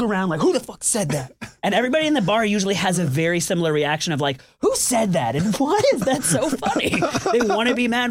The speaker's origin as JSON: {"language": "English", "town": "Tampa", "region": "Florida", "country": "United States", "tie": "born or raised there", "also_born_or_lived": "Brooklyn, New York", "moved": "as an adult", "lives_now": "Atlanta, United States", "said": "I was born in Tampa, Florida"}